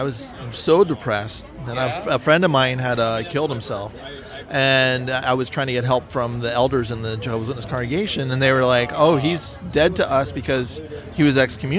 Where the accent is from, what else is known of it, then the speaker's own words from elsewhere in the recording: the Bay Area, California, United States; now in Los Angeles, United States; So growing up in the Midwest, I'm from the Bay Area, and now I'm in L.A.